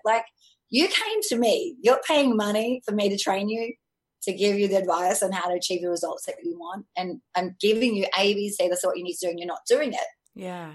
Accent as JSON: {"language": "English", "town": "Sydney", "region": "New South Wales", "country": "Australia", "tie": "born or raised there", "said": "I had a really great upbringing in a middle class family in Australia. I'm from Sydney originally."}